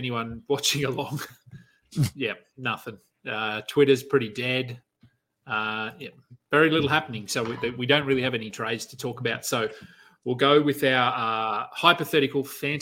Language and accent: English; Queanbeyan, New South Wales, Australia; I live in Queanbeyan, which is, it's basically a suburb of Canberra in Australia. It's not technically, we're in another state, but we're 10 minutes from Canberra. Prior to living, so I grew up here